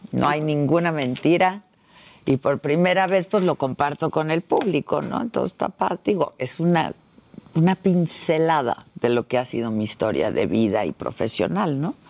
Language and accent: Spanish; Mexico; habemos mexicanos enamorados de Italia